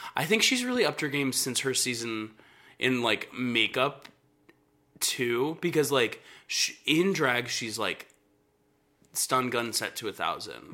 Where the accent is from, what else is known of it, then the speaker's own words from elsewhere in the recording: Atlanta, Georgia, United States; I grew up in Atlanta